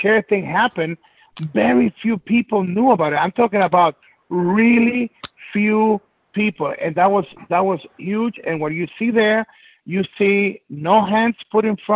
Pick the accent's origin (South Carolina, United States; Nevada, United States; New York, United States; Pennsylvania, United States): New York, United States; New York City; also born or lived in Guayaquil, Ecuador; I was brought here at 10 years old, and I grew up in the hard streets of the Bronx